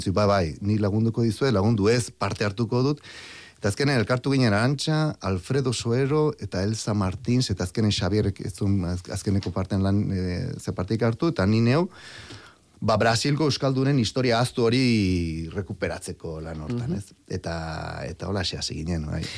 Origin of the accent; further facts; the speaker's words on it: Basque Country, Spain; moved away as an adult; also born or lived in Brazil; ni euskaldune naiz e, eta aukeraz e, ba brasildarra naiz